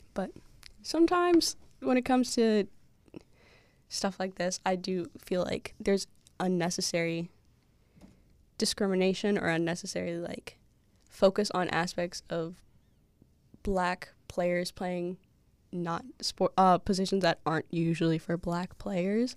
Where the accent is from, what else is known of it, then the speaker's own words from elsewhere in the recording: Massachusetts, United States; I'm from Massachusetts